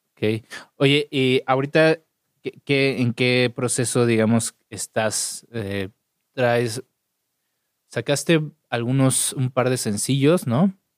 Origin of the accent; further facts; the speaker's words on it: Mexico City, Mexico; soy chilango.